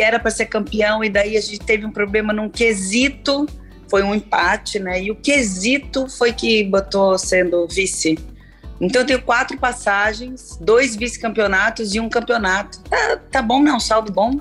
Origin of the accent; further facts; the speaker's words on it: São Paulo, Brazil; eu sou paulista